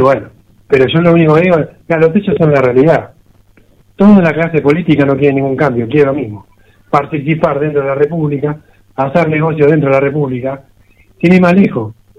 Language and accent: Spanish; Argentina; somos argentinos, somos argentinos, viviremos en Argentina